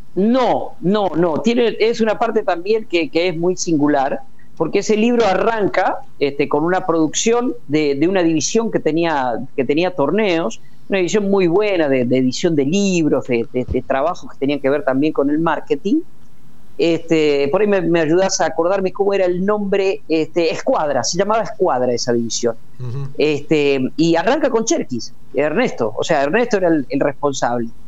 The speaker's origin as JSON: {"language": "Spanish", "town": "Puan", "region": "Buenos Aires Province", "country": "Argentina", "tie": "born or raised there", "moved": "yes", "said": "mi pueblo, a Puana, 600 kilómetros de acá"}